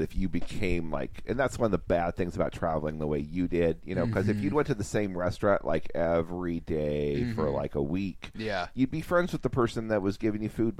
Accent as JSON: {"language": "English", "country": "United States", "said": "you don't realize how American you are until you go someplace that isn't this."}